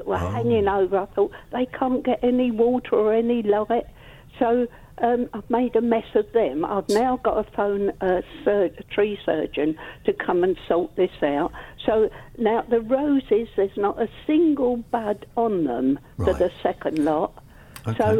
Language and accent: English; South East England, United Kingdom; now in Colchester, United Kingdom; Well, I don't know. I come from Kent. I've moved here now.